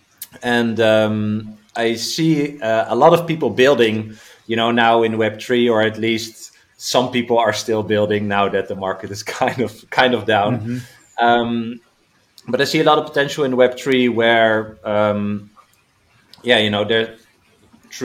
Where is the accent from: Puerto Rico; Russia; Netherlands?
Netherlands; I'm from the Netherlands, based there